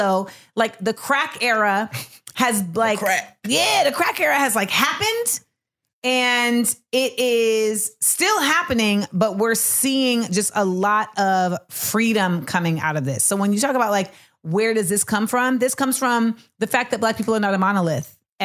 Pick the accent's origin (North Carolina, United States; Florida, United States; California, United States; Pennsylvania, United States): Florida, United States; I'm from Florida